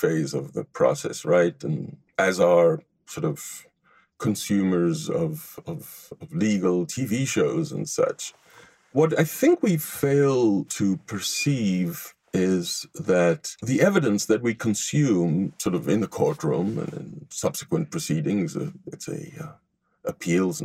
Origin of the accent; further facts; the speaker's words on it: Israel; moved away as an adult; also born or lived in Tel Aviv, Israel / Haifa, Israel; now in Los Angeles, United States; I grew up in Israel, and I was educated in Tel Aviv University before coming to the United States